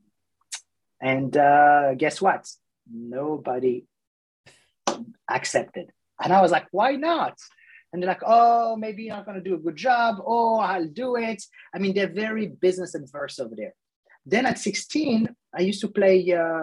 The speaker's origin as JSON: {"language": "English", "country": "France", "tie": "born or raised there", "moved": "yes", "said": "I grew up in France, in 1982"}